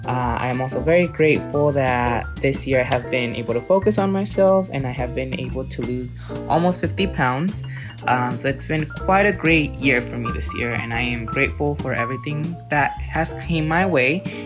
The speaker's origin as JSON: {"language": "English", "town": "Yuma", "region": "Arizona", "country": "United States", "lives_now": "Chandler, United States", "said": "I am originally from Yuma, Arizona, but I currently live in Chandler, Arizona."}